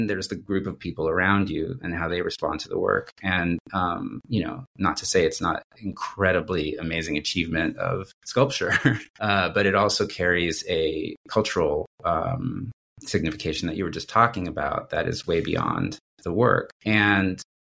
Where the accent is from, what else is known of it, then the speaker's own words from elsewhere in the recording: San Diego, California, United States; I am from San Diego